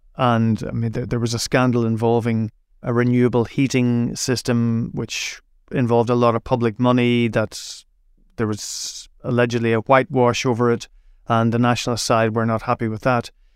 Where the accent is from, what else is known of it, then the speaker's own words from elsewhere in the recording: Derry, Northern Ireland, United Kingdom; I grew up in Derry, uh, which is right on the border